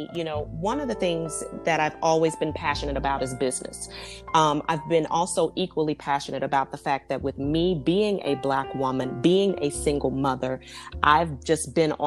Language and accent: English; Dallas, Texas, United States; I'm from Dallas, Texas.